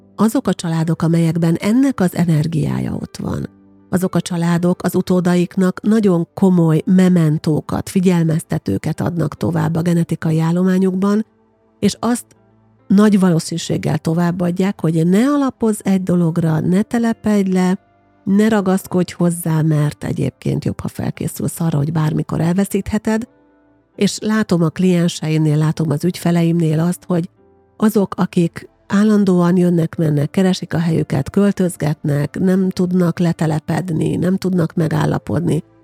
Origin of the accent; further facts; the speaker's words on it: Győrszemere, Győr-Moson-Sopron, Hungary; moved away as an adult; also born or lived in Pécs / Tárnok; now in Székesfehérvár, Hungary; Életem első 18 évében gyakorlatilag Győrszemerén nőttem fel